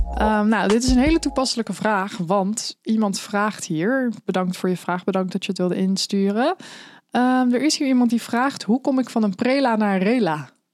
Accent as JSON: {"language": "Dutch", "town": "The Hague", "region": "South Holland", "country": "Netherlands", "said": "ik kom zelf uit Den Haag"}